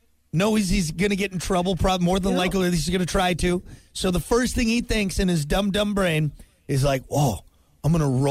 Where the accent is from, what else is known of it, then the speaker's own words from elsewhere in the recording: United States; we're American.